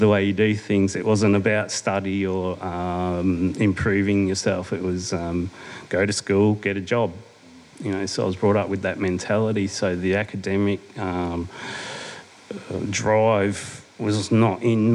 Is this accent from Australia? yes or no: yes; Adelaide, South Australia, Australia; moved away as an adult; also born or lived in Brisbane; I was born and bred down in Adelaide.